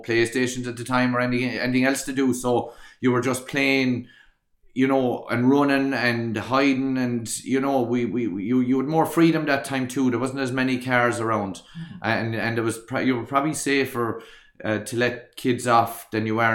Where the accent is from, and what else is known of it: Kilkee, Munster, Ireland; born or raised there